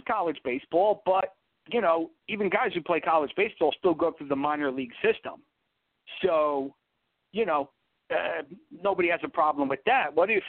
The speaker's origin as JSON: {"language": "English", "region": "the New York area", "country": "United States", "tie": "born or raised there", "said": "where I grew up in the New York area is more about pro sports."}